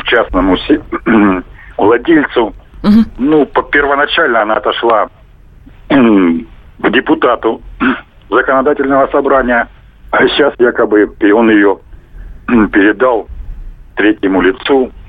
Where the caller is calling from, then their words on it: Moscow, Russia; Ну, я, правда, из Москвы